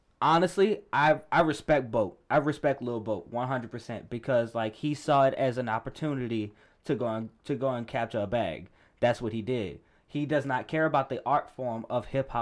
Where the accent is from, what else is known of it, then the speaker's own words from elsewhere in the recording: New Orleans, Louisiana, United States; I'm from New Orleans